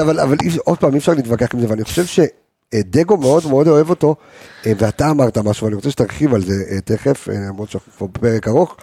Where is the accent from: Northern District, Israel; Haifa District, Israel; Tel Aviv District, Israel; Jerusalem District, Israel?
Jerusalem District, Israel; Jerusalem; אצלנו בירושלים